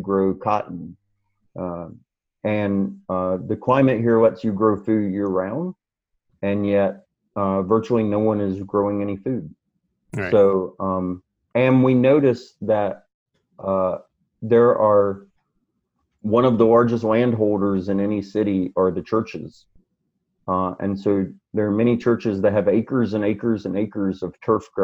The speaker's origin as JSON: {"language": "English", "region": "Mississippi", "country": "United States", "also_born_or_lived": "Raleigh, North Carolina", "moved": "yes", "said": "I'm originally from Mississippi, moved back home after 20-something years away"}